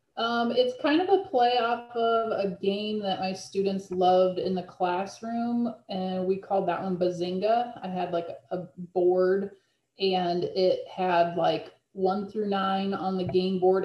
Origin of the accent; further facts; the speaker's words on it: Illinois, United States; also born or lived in Kentucky; I'm actually from Illinois. I, I moved closer to home